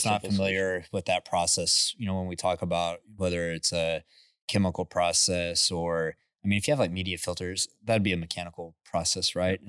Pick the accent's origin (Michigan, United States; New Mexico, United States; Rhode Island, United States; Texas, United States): Texas, United States; Midland; You know, like I grew up in Midland and it's like, man, I grew up on the smell of, you know, waking up in the morning, smelling H2S and diesel.